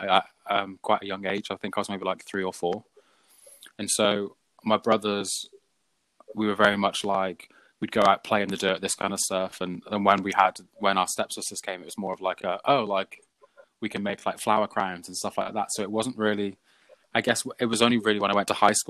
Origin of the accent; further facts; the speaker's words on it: Shropshire, West Midlands, United Kingdom; moved away; I'm originally from Shropshire, which is on the border between England and Wales.